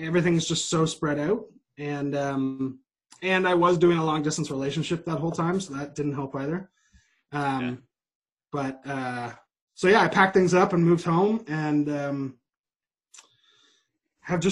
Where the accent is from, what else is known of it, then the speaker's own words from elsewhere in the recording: Toronto, Ontario, Canada; also born or lived in Maritimes / Nova Scotia; I was born in Toronto, but I consider myself from the Maritimes. That's where all my majority of my family is